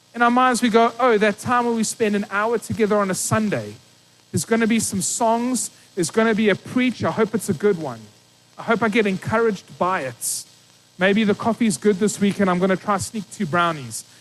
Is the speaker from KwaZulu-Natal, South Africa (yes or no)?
no; East London, Eastern Cape, South Africa; I grew up in East London, small little town in the Eastern Cape